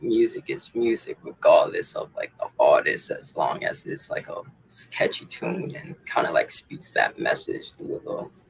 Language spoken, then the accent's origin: English; Massachusetts, United States; From Massachusetts.